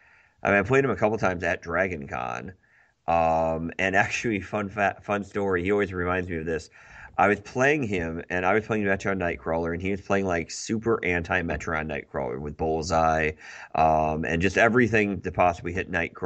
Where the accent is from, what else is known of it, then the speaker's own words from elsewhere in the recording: Grand Rapids, Michigan, United States; I'm from Grand Rapids. There's exclusively white people here, so unfortunately I've never learned anything of how to pronounce other people's names.